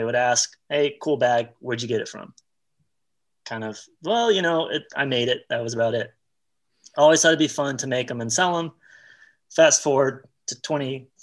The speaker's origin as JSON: {"language": "English", "town": "Dallas", "region": "Texas", "country": "United States", "said": "I'm originally from Dallas, Texas"}